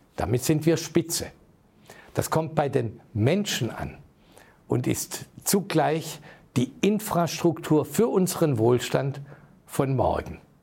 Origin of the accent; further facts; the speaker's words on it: Heilbronn, Baden-Württemberg, Germany; in meiner Heimatstadt Heilbronn